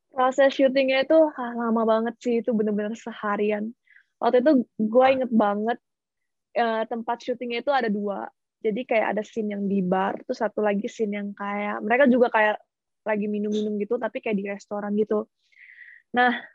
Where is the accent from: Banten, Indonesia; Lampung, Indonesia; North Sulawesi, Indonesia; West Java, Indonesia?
Lampung, Indonesia; Bandar Lampung; moved away as an adult; now in Shanghai, China; asalnya dari Bandar Lampung